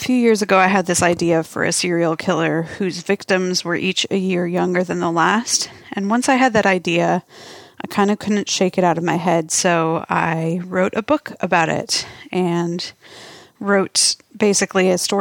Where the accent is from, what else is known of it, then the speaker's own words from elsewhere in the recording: Minnesota, United States; also born or lived in North Dakota; now in Australia; I was actually born and raised in Minnesota